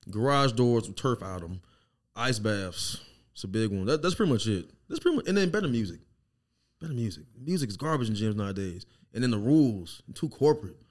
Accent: Lauderdale, Mississippi, United States; also born or lived in Biloxi, Mississippi; now in Kansas City, United States; I was raised in Lauderdale, but we were in Biloxi before Katrina

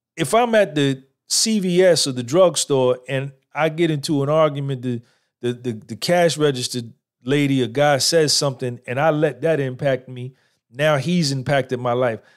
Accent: Clifton, New Jersey, United States; born or raised there

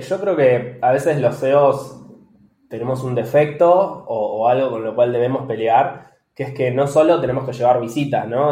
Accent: Bahía Blanca, Buenos Aires Province, Argentina; now in Buenos Aires, Argentina; Yo vivo ahora en Buenos Aires, yo soy oriundo de, Bahía Blanca.

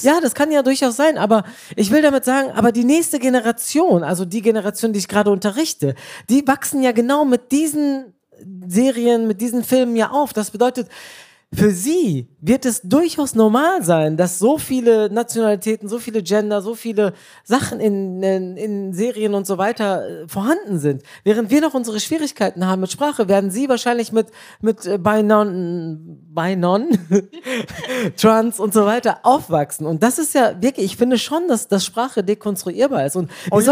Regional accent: Bielefeld, North Rhine-Westphalia, Germany; moved away as an adult; also born or lived in Turkey; now in Cologne, Germany; meine Eltern stammen aus der Türkei, ich bin in Bielefeld geboren

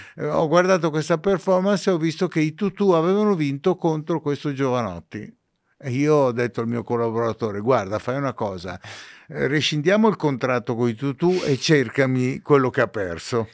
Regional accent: Ceggia, Veneto, Italy; io sono nato in provincia di Venezia

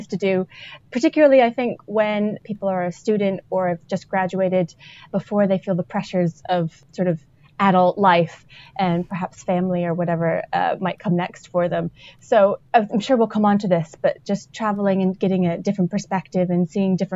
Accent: United States; moved away as an adult; also born or lived in Scotland; I was an international student when I was an undergrad, so I'm American originally, and I went to Scotland

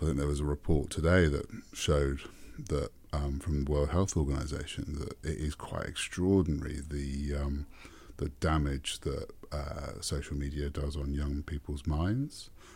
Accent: Welsh, Wales, United Kingdom; moved away as an adult; now in New Zealand; I'm English or, well, Welsh, technically, um, but I'm British

